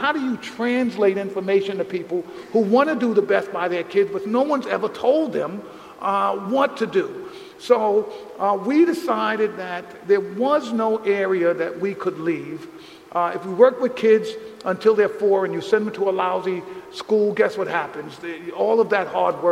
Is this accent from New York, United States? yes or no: yes; New York City, New York, United States; the conditions I grew up in the South Bronx